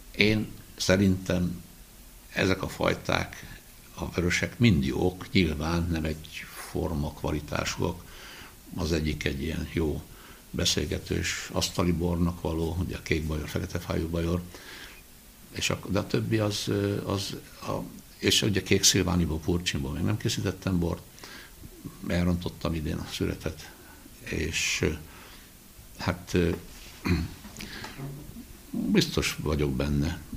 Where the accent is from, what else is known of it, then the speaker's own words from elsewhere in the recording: Budaörs, Pest, Hungary; gyerekkoromban itt Budaörsön nekem meg az öcsémnek szőlőbe kellett járni